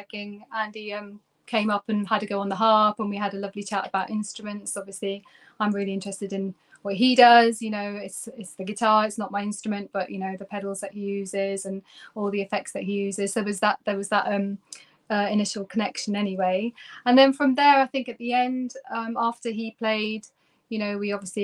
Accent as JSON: {"language": "English", "country": "Turkey", "tie": "born or raised there", "moved": "as an adult", "lives_now": "United Kingdom", "said": "I'm actually originally from Turkey"}